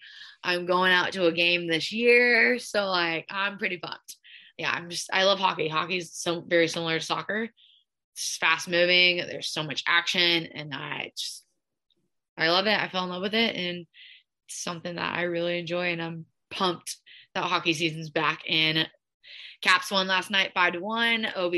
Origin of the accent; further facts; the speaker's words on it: Ocean City, Maryland, United States; Okean City doesn't have a hockey team. So I'm not like a, okay, I'm not going against my hometown.